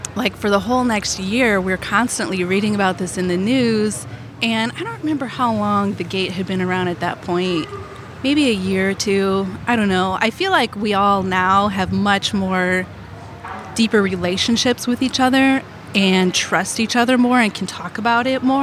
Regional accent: Arnold, Missouri, United States; now in South County, St. Louis, United States; I grew up in Arnold

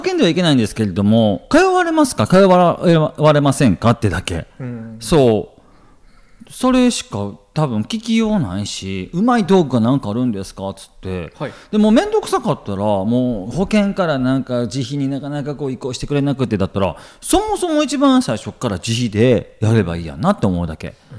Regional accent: Kansai, Japan; もう関西人やからね

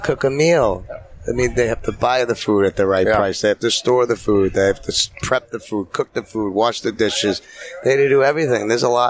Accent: Topsfield, Massachusetts, United States; I'm from Topsfield, Mass.

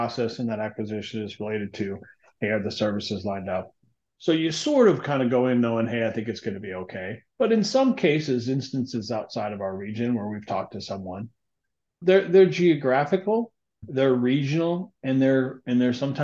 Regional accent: South Dakota, United States; moved away; also born or lived in Southwest Minnesota; born in Southwest Minnesota, raised in South Dakota.

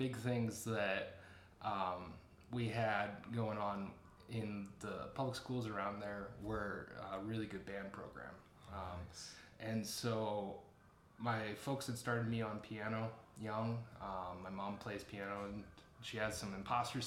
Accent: between Goshen and Nappanee, Indiana, United States; I grew up in a small farming community, middle of nowhere out between Goshen and Napanee, so out in Amish country.

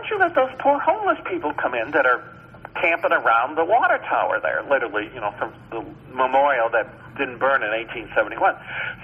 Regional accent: Chicago, Illinois, United States; now in Cincinnati, United States; that's my hometown

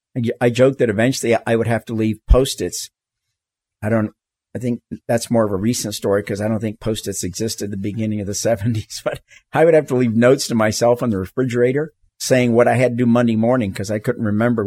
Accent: the South, United States; moved away as an adult; I mean, I grew up in the South. You know, I went to segregated schools all the way through college.

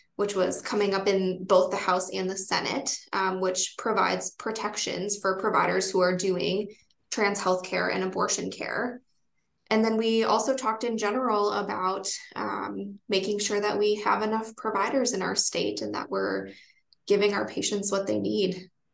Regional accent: Wisconsin, United States; now in Vermont, United States; I come from Wisconsin and all of my family is there

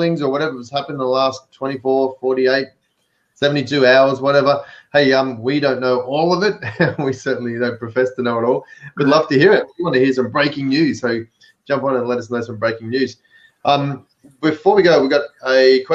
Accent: Melbourne, Victoria, Australia; accent: Aussie; now in California, United States; I've got an accent, so I'm an Aussie, but I live over here in the US, but I have my trends set to Melbourne where I'm from

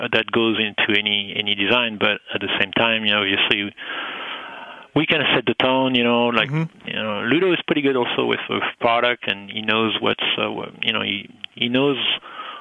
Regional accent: Paris, Île-de-France, France; English is a second language; moved away as an adult; I was born in Paris

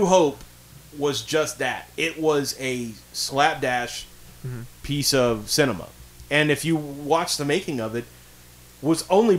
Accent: Amble, North East England, United Kingdom; Okay, well, I'm from Amble, so...

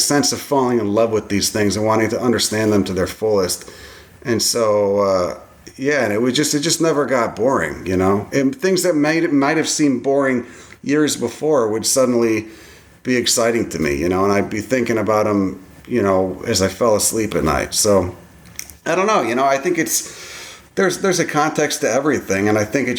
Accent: Chicago, Illinois, United States; I grew up in Chicago

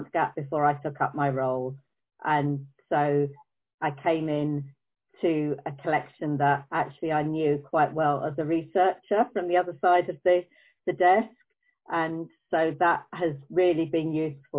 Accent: Croydon, London, United Kingdom; I'm a Croydonian. I was born and bred in Croydon.

